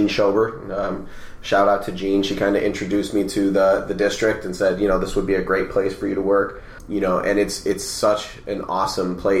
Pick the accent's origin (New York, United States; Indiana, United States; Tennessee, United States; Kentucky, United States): New York, United States; Rochester; I grew up in Rochester, New York